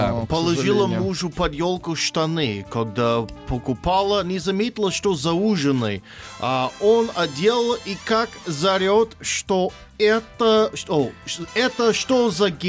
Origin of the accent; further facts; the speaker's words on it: Omsk, Omsk Oblast, Russia; Я из Омска.